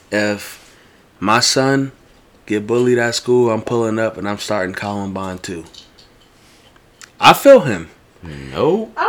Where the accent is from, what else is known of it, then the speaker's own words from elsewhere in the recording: Bosnia & Herzegovina; Bosnia. I'm Bosnian. You're Pakistani.